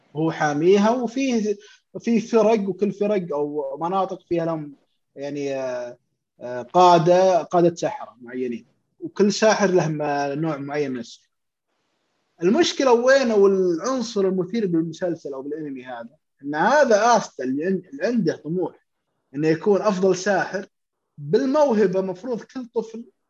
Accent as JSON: {"language": "Arabic", "country": "Saudi Arabia", "said": "عندنا في السعودية"}